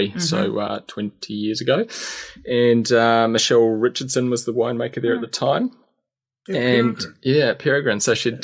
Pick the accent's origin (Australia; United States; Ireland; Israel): Australia; This was in Australia, so growing up in Australia.